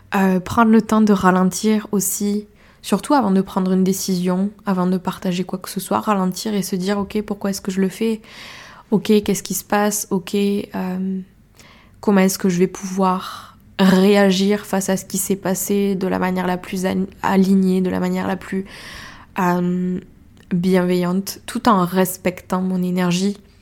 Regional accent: Ariège, Occitania, France; accent: Ariégeois; J'ai pris mon petit accent ariégeois

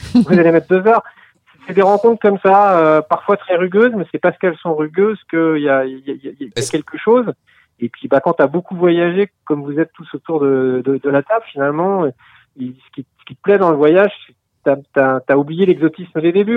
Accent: Nantes, Pays de la Loire, France; now in Paris, France; je suis originaire de Nantes et ça fait 20 ans que je suis à Paris

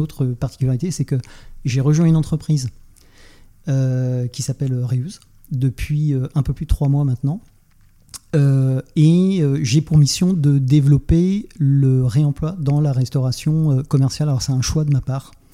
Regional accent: Nantes, Pays de la Loire, France; je suis nantais

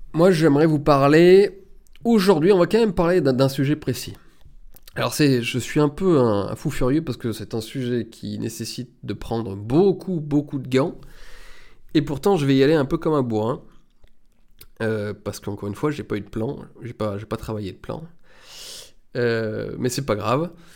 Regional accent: France; en tant qu'Européen, en tant que, en tant que Français

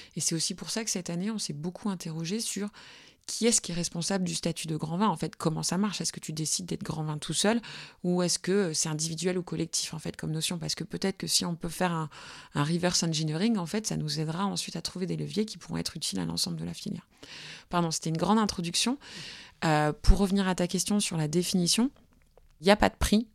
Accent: Burgundy, Bourgogne-Franche-Comté, France; je viens de Bourgogne. Mes parents étaient vignerons en Bourgogne, mais pas euh, la Bourgogne qui fait briller les yeux, la Bourgogne de tout en bas, euh, dans les Hautes-Côtes

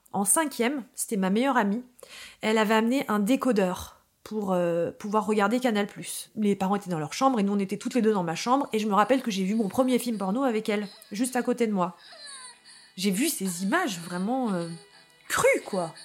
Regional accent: Paris, Île-de-France, France; je suis née à Paris, à l'hôpital Port-Royal

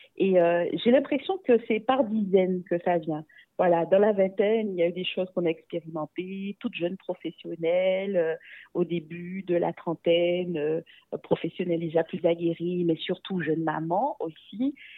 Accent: Guadeloupe; une jeune femme métisse d'origine afro et aussi indo-descendante de la Guadeloupe

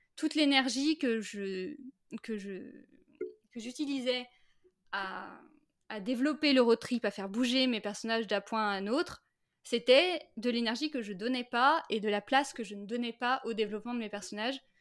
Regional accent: Brittany, France; also born or lived in Saint-Malo; now in Finistère, France; Je suis née à Saint-Malo mmh et j'ai grandi après euh, entre euh, l'île-et-Vilaine et les Côtes d'Armor

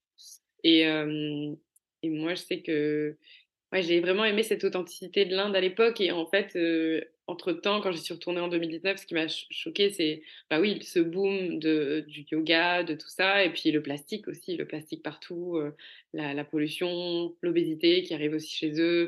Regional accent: Cannes, Provence-Alpes-Côte d'Azur, France; moved away; also born or lived in Paris; je venais de Cannes, j'avais grandi à Cannes et j'avais une vie de parisienne

